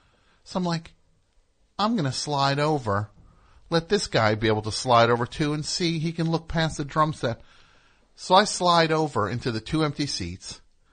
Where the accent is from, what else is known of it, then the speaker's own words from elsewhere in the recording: New Jersey, United States; I'm from New Jersey.